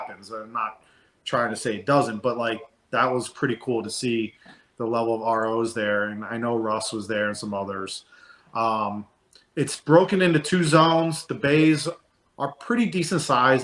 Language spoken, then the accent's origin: English; Cleveland, Ohio, United States; I grew up there in Cleveland, Ohio, so it's about an hour and a half away from my mom's house